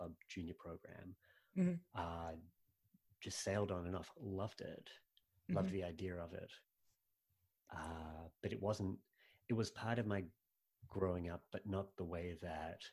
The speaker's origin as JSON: {"language": "English", "town": "Sydney", "region": "New South Wales", "country": "Australia", "tie": "born or raised there", "moved": "yes", "said": "I grew up in Sydney"}